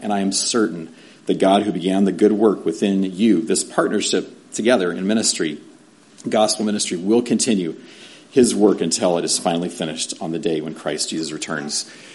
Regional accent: San Diego, California, United States; moved away as an adult; also born or lived in Mongolia / Albuquerque; Growing up in San Diego, East County, I'm in East County, mm, not Grossmont High, right? But yeah, Granite Hills

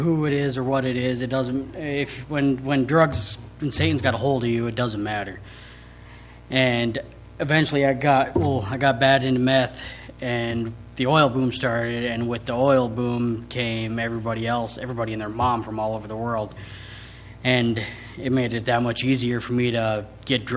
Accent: Williston, North Dakota, United States; born and raised in Williston, 26 years old

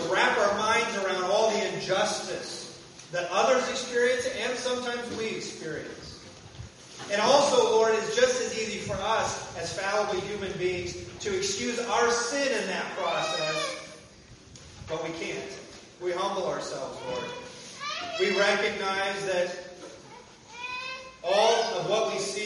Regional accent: Kansas, United States; I grew up in Kansas.

